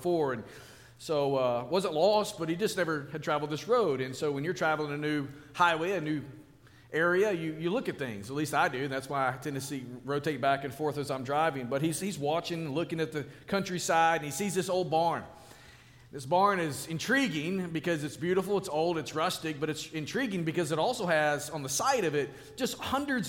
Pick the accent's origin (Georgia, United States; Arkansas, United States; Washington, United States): Arkansas, United States; I was born and raised in Arkansas